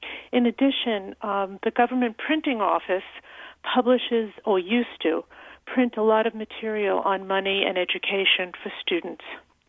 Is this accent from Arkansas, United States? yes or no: no; New York City, New York, United States; now in Milford, United States; Well, I grew up in New York City, and in the New York City public school system, they provided banking systems for youngsters from fourth grade on.